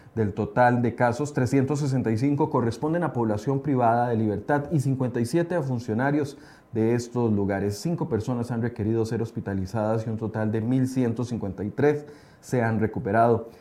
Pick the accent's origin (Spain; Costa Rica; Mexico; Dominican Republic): Costa Rica; nuestro país